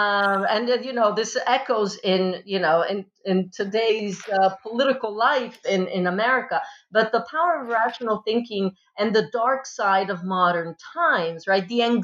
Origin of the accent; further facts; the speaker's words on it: Modena, Emilia-Romagna, Italy; moved away; I was actually born in the land of balsamic vinegar. I grew up in the land of balsamic vinegar and Pavarotti. So I'm from Italy and I grew up in Modena.